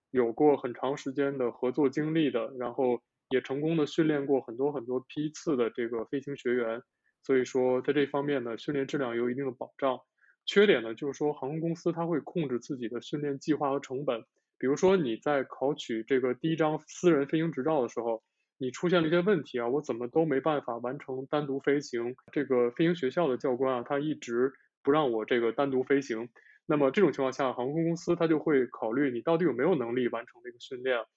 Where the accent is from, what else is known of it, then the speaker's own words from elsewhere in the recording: northern China, China; moved away as an adult; now in Japan; 我的家乡在北方